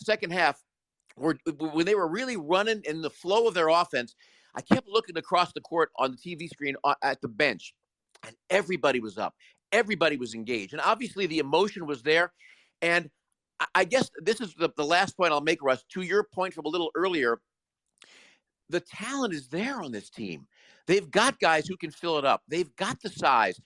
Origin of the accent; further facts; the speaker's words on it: Chicago, Illinois, United States; also born or lived in Peoria, Illinois; I grew up in Chicago, lived in Peoria for a while where Bradley University is